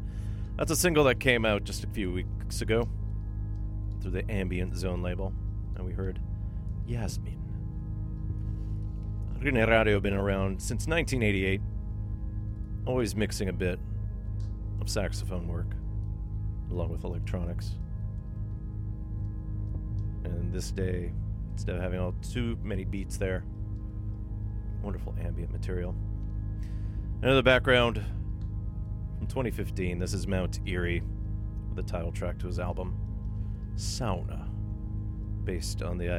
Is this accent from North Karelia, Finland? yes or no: yes; North Karelia, Finland; I'm from North Karelia, North Pohjois-Karjala, as we say.